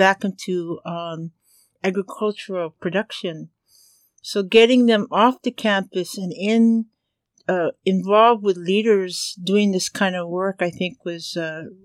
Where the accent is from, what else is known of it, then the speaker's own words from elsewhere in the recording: Hawaii, United States; as a Kanaka Maoli, as a Hawaiian.